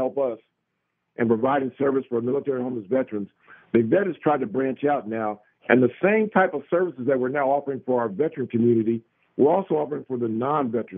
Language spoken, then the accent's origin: English; United States; we as Americans